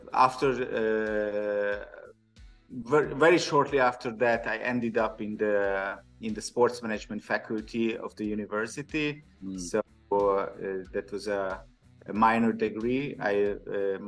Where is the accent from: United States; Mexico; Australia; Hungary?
Hungary; Budapest; I'm from Hungary, I'm from Budapest.